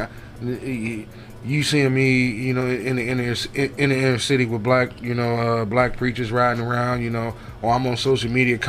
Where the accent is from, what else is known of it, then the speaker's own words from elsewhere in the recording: United States; As an American